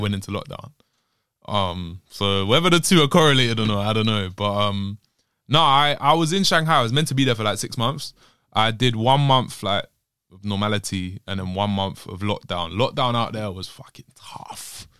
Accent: London, United Kingdom; also born or lived in Bristol; growing up in London

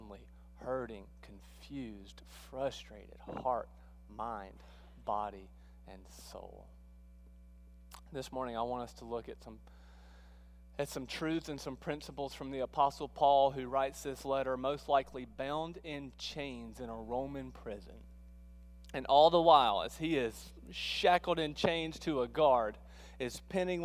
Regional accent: South Mississippi, United States; moved away as an adult; also born or lived in Texas; now in Alabama, United States; I sound funny this morning because I grew up in South Mississippi.

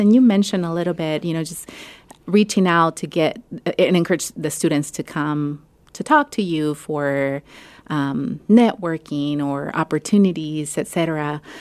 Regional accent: Mexico; now in Ohio, United States; I grew up in Mexico, but, um, my family is Salvadoran

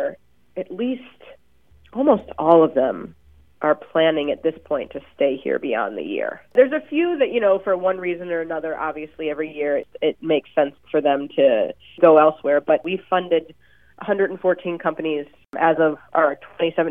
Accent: St. Louis, Missouri, United States; moved away; I grew up in St. Louis, but then moved away

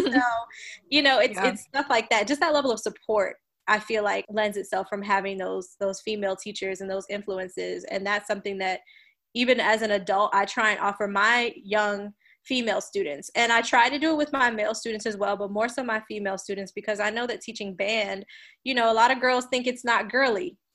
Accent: New York City, New York, United States; born or raised there; also born or lived in New Orleans, Louisiana; now in Houston, United States

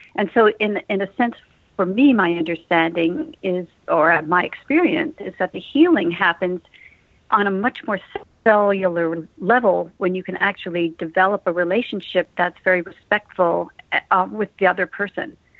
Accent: Westport, Connecticut, United States; moved away; I grew up in Westport, Connecticut

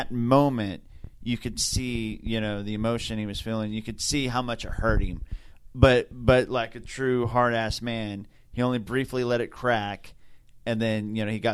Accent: Oklahoma, United States; we're from Oklahoma

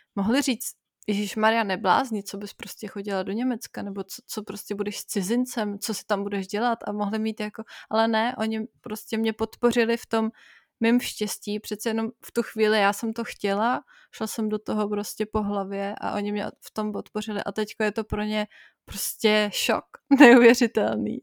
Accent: Czechia; also born or lived in Bavaria; now in Germany; jsem se narodila jako Češka a musím přijmout, že jsem Češka

